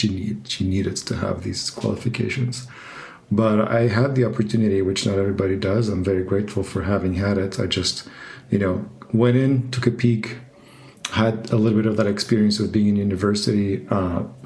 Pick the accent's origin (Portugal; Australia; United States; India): Portugal; now in Berlin, Germany; I'm from Portugal